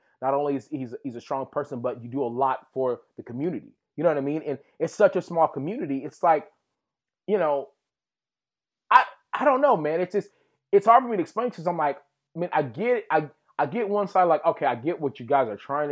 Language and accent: English; Texas, United States; where I grew up in Texas.